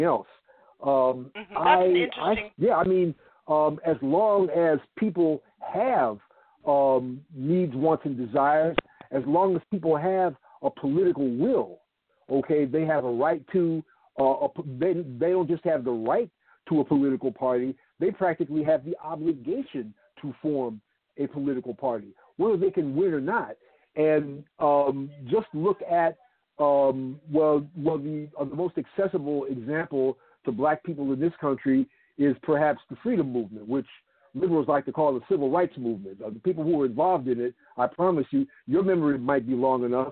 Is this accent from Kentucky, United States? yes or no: no; Chicago, Illinois, United States; now in Atlanta, United States; I'm from Chicago, born and raised on the South Side, product of the ghetto on the South Side